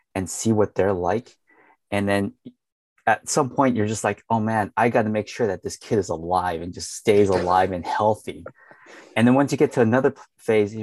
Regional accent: San Diego, California, United States; Growing up in America, I mean, I was a kid in the 80s, and I was like, oh man, it's just like shitty being like one of the only Chinese kids in San Diego.

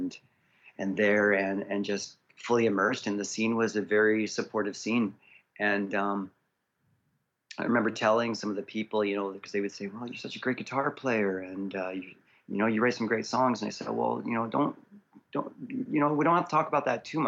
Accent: Prince George, British Columbia, Canada; also born or lived in Abbotsford, Canada / Vancouver, Canada / Toronto, Canada / Chilliwack, Canada; I grew up in Abbotsford as a little child, in the Clearbrook side, and my family ended up moving up to Prince George around 1989

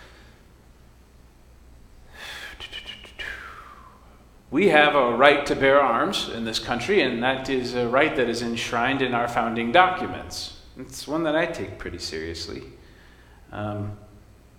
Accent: West Michigan, United States; I grew up in West Michigan in a family of hunters

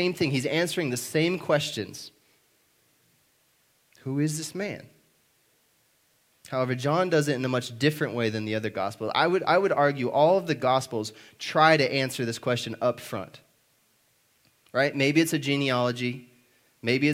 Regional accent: South Dakota, United States; now in Oklahoma City, United States; I'm from South Dakota

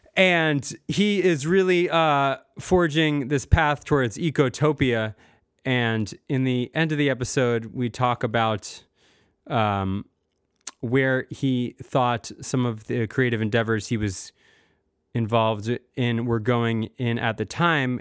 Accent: United States; moved away as an adult; also born or lived in Vermont / Rhode Island / Bay Area, California; growing up in Massachusetts and Rhode Island

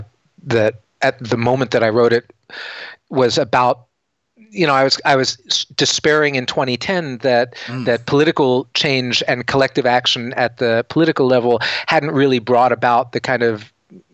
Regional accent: Seattle, Washington, United States; I'm from Seattle and we have a company here called Microsoft

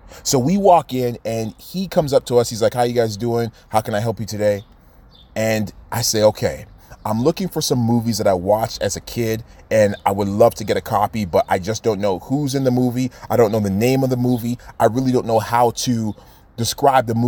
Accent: Toronto, Ontario, Canada; we're from the city of Toronto.

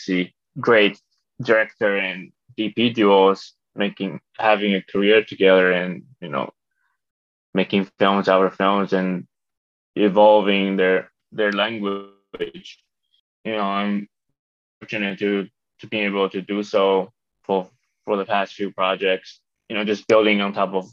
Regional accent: Taiwan; moved away as an adult; also born or lived in Toronto, Canada; now in United States; I was born in Taiwan, grew up between Taiwan and Canada, Toronto.

